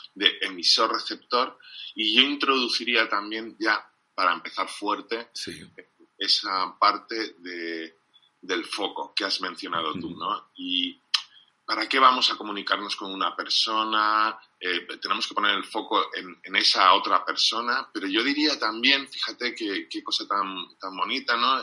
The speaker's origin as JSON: {"language": "Spanish", "region": "England", "country": "United Kingdom", "second_language": "Spanish", "said": "como soy inglés"}